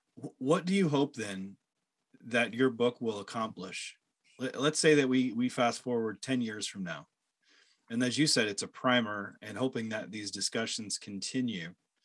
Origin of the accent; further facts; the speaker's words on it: Illinois, United States; I grew up with Amish people. So yeah, I'm not Amish, but I grew up in Illinois, where Illinois actually has its own Amish community. We had 5,000 Amish. So I went to school with Amish kids.